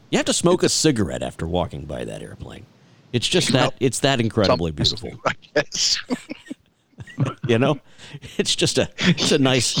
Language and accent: English; near Mexico, South Texas, United States; also born or lived in Houston, Texas; I grew up further south near Mexico.